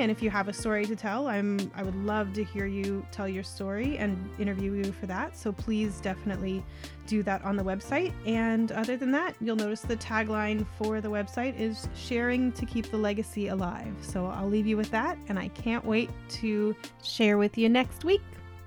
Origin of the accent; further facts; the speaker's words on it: Colorado, United States; now in Canada; I'm a Colorado native, so born up in the mountains at about nine thousand feet elevation